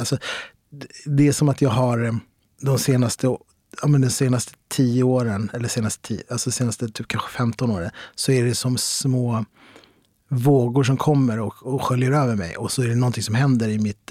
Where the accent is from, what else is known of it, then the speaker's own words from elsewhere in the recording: Stockholm, Stockholm County, Sweden; jag är uppväxt i Kista, mina föräldrar kommer från Marocko